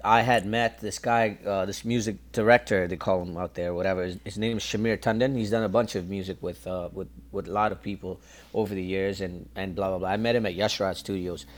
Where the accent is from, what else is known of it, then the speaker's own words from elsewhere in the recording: Toronto, Ontario, Canada; I'm from Scarborough, and so I grew up listening to ch- chutney and soca music